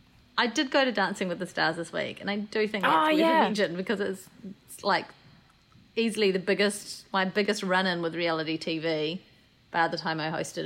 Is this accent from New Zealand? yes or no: yes; New Zealand; I'm from New Zealand.